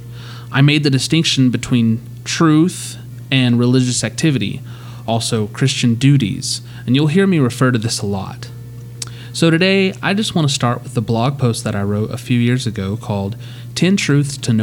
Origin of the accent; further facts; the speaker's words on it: Amarillo, Texas, United States; I'm from Amarillo